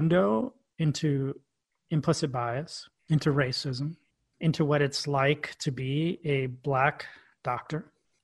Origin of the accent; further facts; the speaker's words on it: New York City, New York, United States; We grew up together in Queens, New York